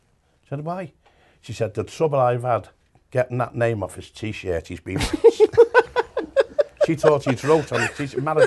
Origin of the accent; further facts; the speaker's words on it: Liverpool, North West England, United Kingdom; I'm a Scouser born and bred